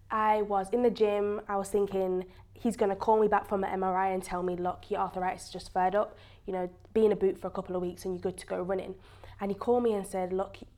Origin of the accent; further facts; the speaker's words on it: Preston, North West England, United Kingdom; accent: British; moved away as an adult; now in United States; I'm from Great Britain, an area called Preston. It's near Manchester